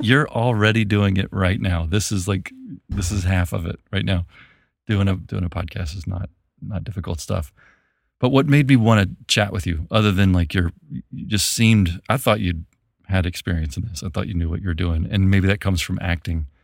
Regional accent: Memphis, Tennessee, United States; moved away; also born or lived in New Orleans, Louisiana; I'm from Memphis, Tennessee

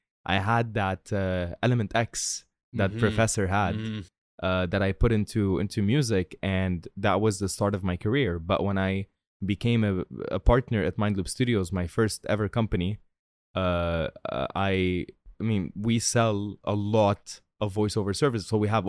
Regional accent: Tripoli, North Governorate, Lebanon; I'm from Tripoli. Google it. All right. It's not a nice place in Lebanon. I mean, it's very nice, but we broke.

